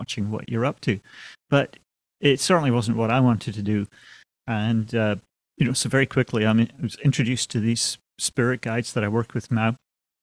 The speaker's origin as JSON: {"language": "English", "town": "Aberdeen", "region": "Scotland", "country": "United Kingdom", "tie": "born or raised there", "also_born_or_lived": "London", "moved": "as an adult", "said": "I was born and raised in Scotland, Aberdeen, Scotland."}